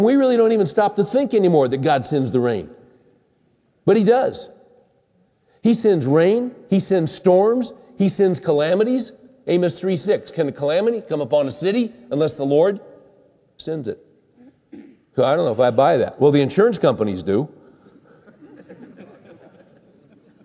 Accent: Bakersfield, California, United States; I grew up in Bakersfield, California, which is the crown jewel city of California.

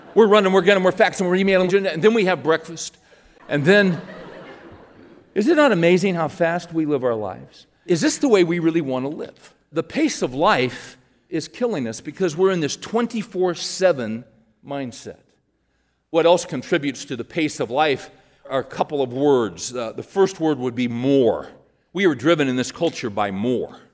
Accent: Bakersfield, California, United States; moved away; we were driving through my hometown, and I was showing my kids where I lived and went to school.

